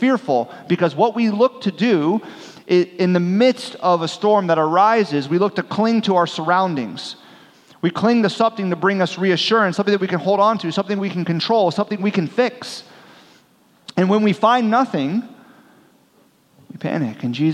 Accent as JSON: {"language": "English", "town": "Miami", "region": "Florida", "country": "United States", "tie": "born or raised there", "said": "I'm from South Florida, the Miami region, and so I grew up scuba diving"}